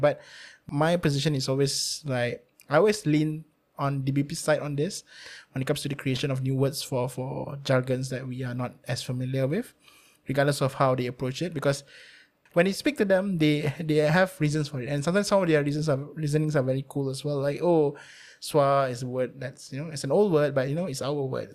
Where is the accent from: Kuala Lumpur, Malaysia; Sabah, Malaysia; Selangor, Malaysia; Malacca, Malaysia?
Malacca, Malaysia; Malacca City; I'm not from KL, I'm from Melaka.